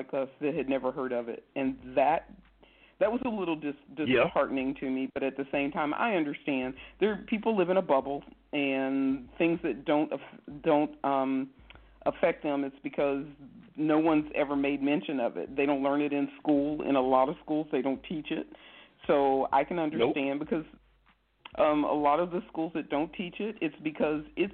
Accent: Midwest, United States; I'm from the Midwest, too

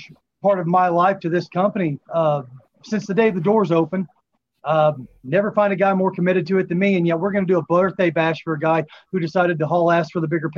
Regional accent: Chaffee, Missouri, United States; that's actually my hometown. That's where I live

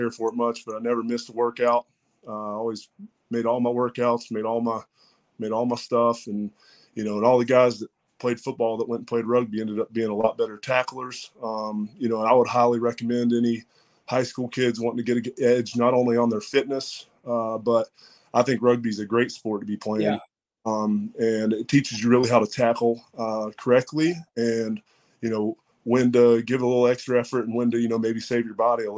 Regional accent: Strawberry Plains, Tennessee, United States; I'm from Strawberry Plains, Tennessee, about 20 minutes outside from east of Knoxville. Grew up in a pretty small community

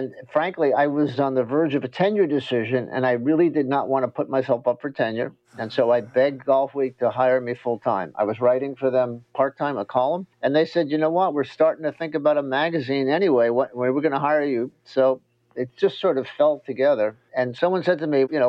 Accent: New York, United States; we're both from New York.

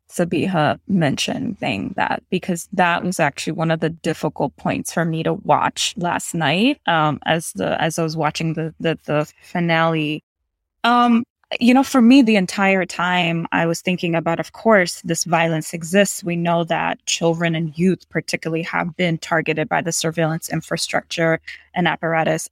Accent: New York City, New York, United States; I grew up in New York City around nine eleven.

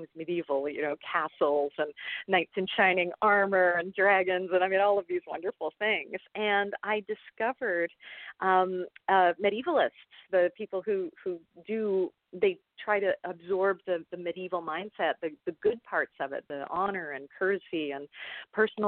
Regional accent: Toronto, Ontario, Canada; accent: Canadian; I'm Canadian, as I'm sure my accent will show off fairly soon. I grew up in Toronto

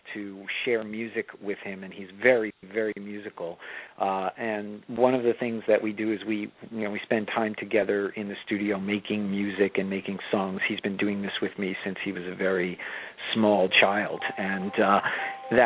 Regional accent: Long Island, New York, United States; also born or lived in Baltimore; I grew up on Long Island

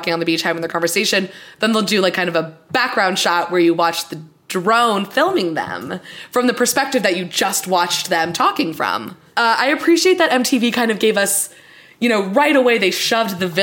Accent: Florida, United States; Peter and I grew up in Florida where it's very humid most of the year

